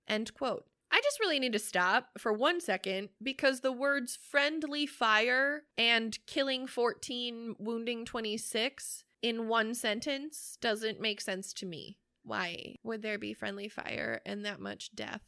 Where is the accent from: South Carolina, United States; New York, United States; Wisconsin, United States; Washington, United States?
Wisconsin, United States; We're from Wisconsin